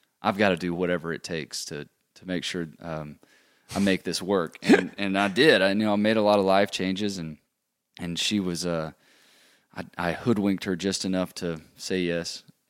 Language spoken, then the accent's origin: English; Mississippi, United States; moved away; I'm from Mississippi.